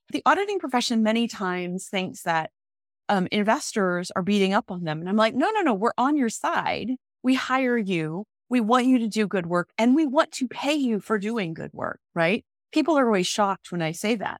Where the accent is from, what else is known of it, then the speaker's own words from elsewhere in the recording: Omaha, Nebraska, United States; also born or lived in Council Bluffs, Iowa / Texas; growing up in Nebraska